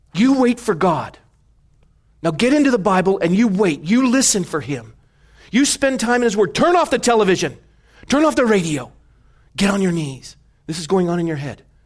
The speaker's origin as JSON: {"language": "English", "country": "United States", "said": "I'm an American. I have Scotch background, but I'm American"}